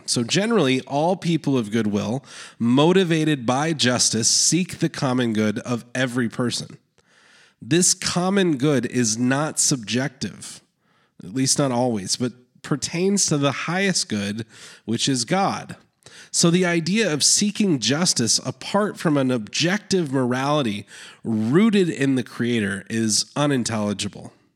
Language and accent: English; Canada; I was born in Canada